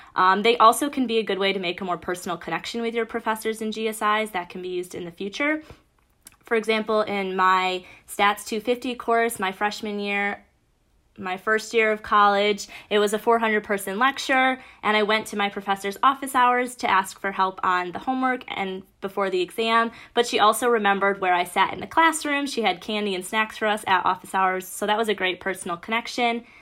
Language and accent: English; Bloomfield Hills, Michigan, United States; I'm from Bloomfield Hills, Michigan, which is about an hour northeast of Ann Arbor